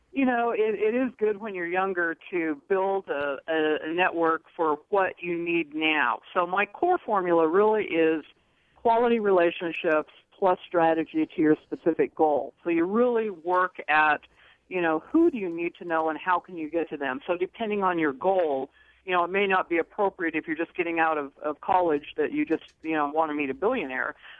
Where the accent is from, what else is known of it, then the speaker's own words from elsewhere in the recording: Franklin, Idaho, United States; I was raised in Franklin, Idaho